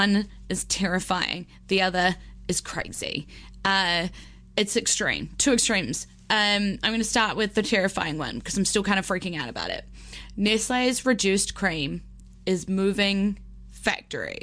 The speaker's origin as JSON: {"language": "English", "region": "Wellington", "country": "New Zealand", "tie": "born or raised there", "said": "my hometown of Wellington"}